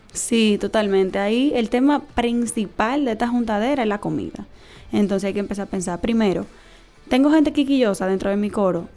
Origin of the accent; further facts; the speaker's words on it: Dominican Republic; como dominicanos